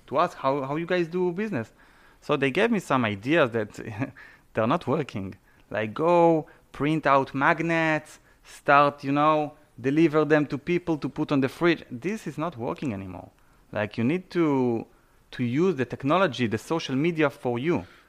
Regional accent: Israel; English is a second language; moved away as an adult; also born or lived in Canada; now in South Florida, United States; I was born and raised in Israel

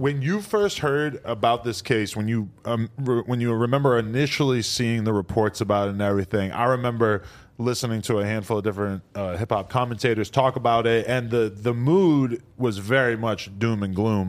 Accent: New England, United States; if you're from New England, like me

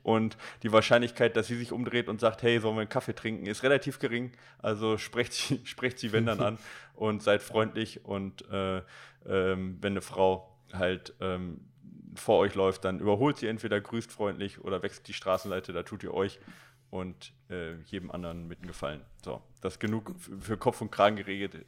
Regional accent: Recklinghausen, North Rhine-Westphalia, Germany; ich bin in Recklinghausen Süd groß geworden

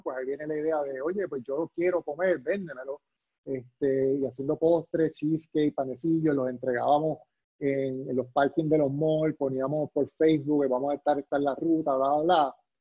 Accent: Puerto Rico

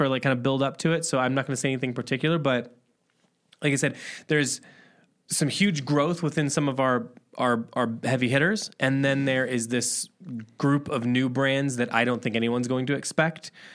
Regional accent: Midwest, United States; also born or lived in Chicago; We're from the Midwest

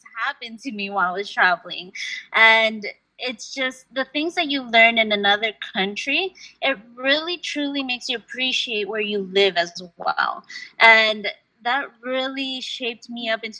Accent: United States; also born or lived in Peru / Uruguay; growing up in the United States, I would speak Spanish in my household, but I was speaking English in school

